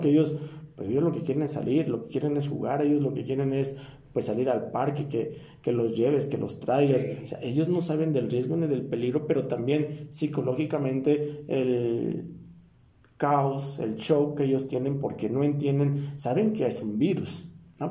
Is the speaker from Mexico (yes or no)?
yes; Mexico; nosotros como mexicanos